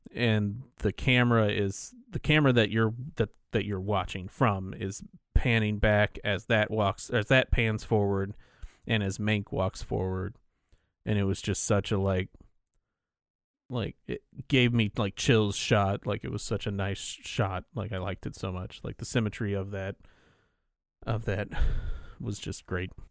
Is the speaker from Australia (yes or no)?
no; California, United States; I'm from California